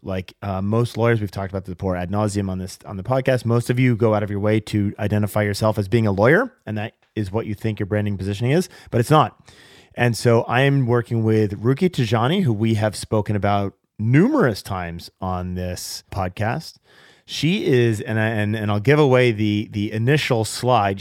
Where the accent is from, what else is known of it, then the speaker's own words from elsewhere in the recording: Seattle, Washington, United States; my hometown of Seattle